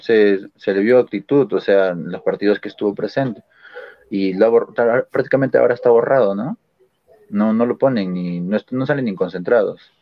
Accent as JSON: {"language": "Spanish", "region": "Lima", "country": "Peru", "moved": "yes", "lives_now": "Arequipa, Peru", "said": "yo soy de Lima en sí"}